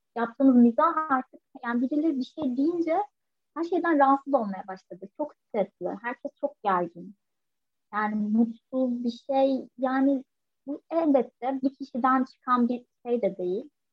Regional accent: Turkey; hepimiz Türkiye'de büyüdük

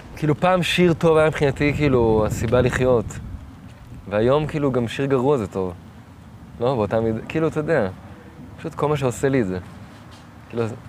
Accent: Tel Aviv, Tel Aviv District, Israel; אבל אני לא גדלתי בלינה משותפת, גדלתי בדיזנגוף

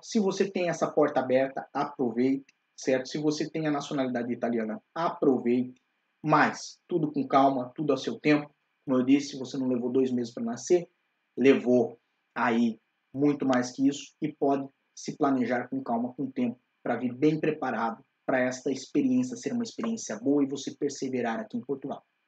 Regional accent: Curitiba, Paraná, Brazil; moved away; nós ambos somos de Curitiba

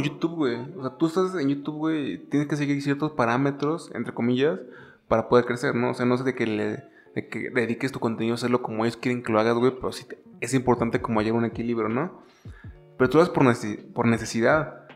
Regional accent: San Luis Potosí, Mexico; Somos de San Luis Potosí

